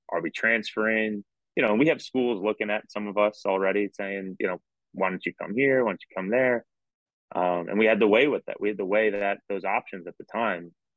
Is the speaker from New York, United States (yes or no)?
yes; New York, United States; also born or lived in North Jersey; growing up in New York, uh, uh, grew up right outside New York City. Um, went to high school in North Jersey